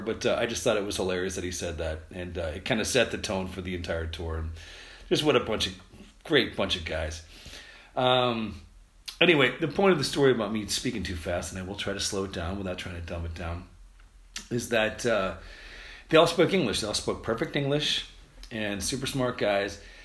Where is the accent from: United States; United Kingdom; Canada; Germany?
United States; we're from America